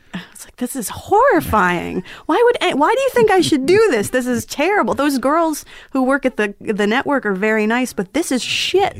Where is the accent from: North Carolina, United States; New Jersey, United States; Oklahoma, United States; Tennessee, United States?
New Jersey, United States; Flemington; also born or lived in Las Cruces, New Mexico; I'm from Flemington, New Jersey